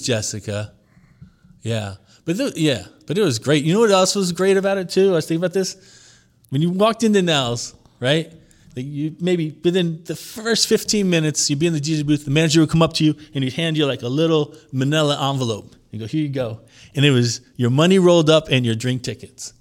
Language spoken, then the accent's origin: English; Long Island, New York, United States; also born or lived in Lower East Side, New York; I was born in Long Island.